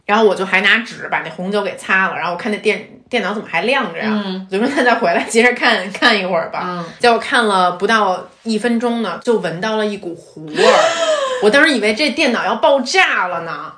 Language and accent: Chinese; China; moved away as an adult; also born or lived in United Kingdom; 我都是出生在一个典型的中国的一个中产阶级的一个家庭，嗯。然后在一大城市长大